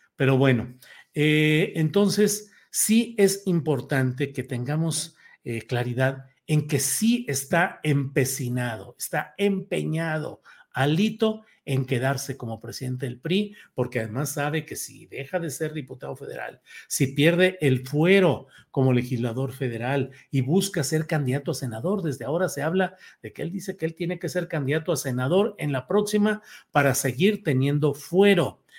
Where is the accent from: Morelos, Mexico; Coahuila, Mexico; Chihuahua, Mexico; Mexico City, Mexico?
Coahuila, Mexico; Torreón; moved away; also born or lived in San Luis Potosí; desde mi natal, Torreón, Coahuila